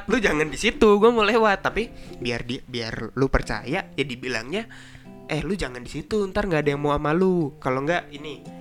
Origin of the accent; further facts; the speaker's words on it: Semarang, Central Java, Indonesia; born there; gue kan besar di keluarga Jawa gue lahir